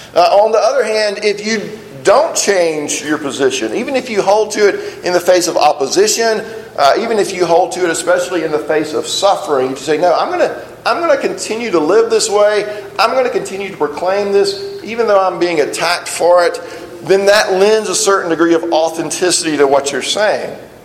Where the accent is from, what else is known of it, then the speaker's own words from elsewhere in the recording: South Alabama, United States; I grew up in South Alabama